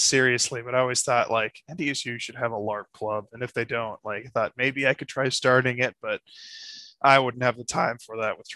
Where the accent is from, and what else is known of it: Minnesota, United States; born or raised there